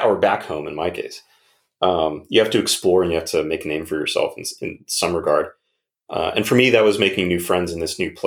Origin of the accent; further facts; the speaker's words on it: Waterbury, Connecticut, United States; moved away; also born or lived in California; we moved into California from Waterbury, Connecticut. So it was we're in the West all of a sudden. I had never seen California before growing up in New England